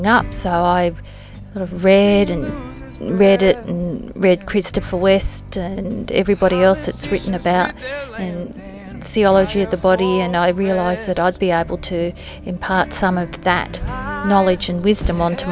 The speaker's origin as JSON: {"language": "English", "town": "Sydney", "region": "New South Wales", "country": "Australia", "said": "I'm from Sydney, Australia."}